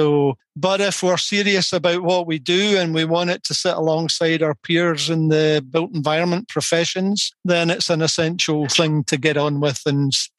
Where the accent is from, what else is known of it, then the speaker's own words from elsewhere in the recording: Scotland, United Kingdom; accent: Scottish; the strange accent is from Scotland. So I'm born and bred in Scotland, and I've grown up here